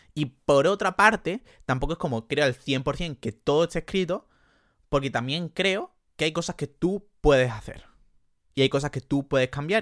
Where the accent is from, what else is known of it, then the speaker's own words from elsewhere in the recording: Jerez de la Frontera, Andalusia, Spain; accent: Andalusian; soy andaluz